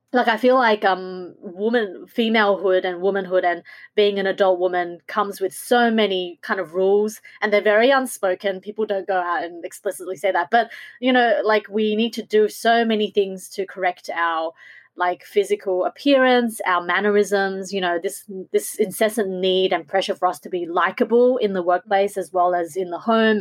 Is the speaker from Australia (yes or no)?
yes; Australia; in Australia we don't have many versions of what a Asian woman looks like